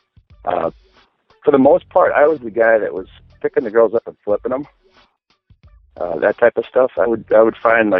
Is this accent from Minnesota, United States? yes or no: yes; Minneapolis, Minnesota, United States; I am from Minneapolis.